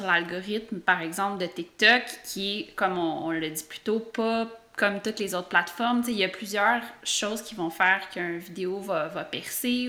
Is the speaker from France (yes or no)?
no; Quebec, Canada; en tant que Québécois